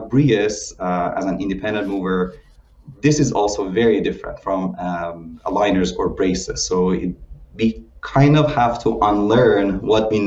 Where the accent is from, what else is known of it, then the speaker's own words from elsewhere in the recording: Iran; moved away as an adult; also born or lived in Illinois, United States; now in United States; I'm originally from Iran and I did my education in dentistry and orthodontics